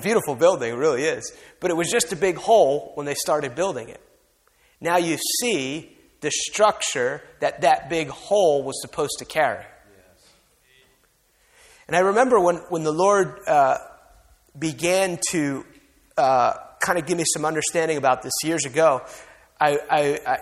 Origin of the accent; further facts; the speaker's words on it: outside New York City, New Jersey, United States; moved away; I grew up outside New York City